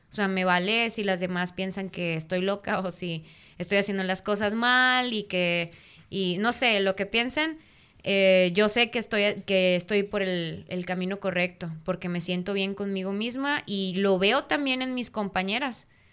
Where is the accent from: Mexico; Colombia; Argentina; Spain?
Mexico; los mexicanos, ahora sí que se va a escuchar bien medio vulgar son, pero son bien chileros